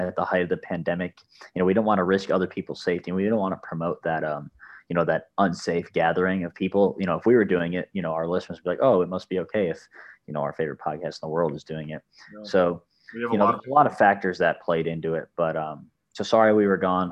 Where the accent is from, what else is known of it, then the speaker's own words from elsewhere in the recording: Chicago, Illinois, United States; moved away; also born or lived in San Diego; I'm from Chicago. Like with that accent